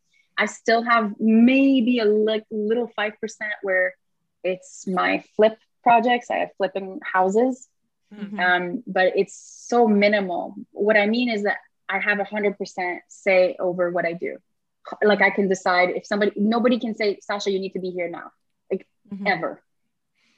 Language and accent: English; Canada; moved away; I am French Canadian.